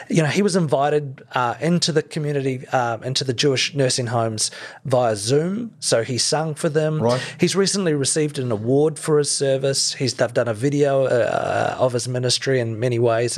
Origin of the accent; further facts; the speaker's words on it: Christchurch, Canterbury, New Zealand; growing up in Christchurch in exclusive brethren